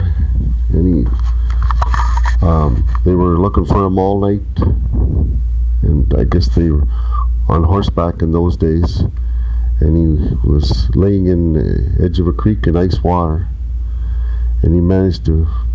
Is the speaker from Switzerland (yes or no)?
no; Cache Bay, Ontario, Canada; also born or lived in North Bay; I was born in Cache Bay, brought into the world with Mrs. Stewart as a midwife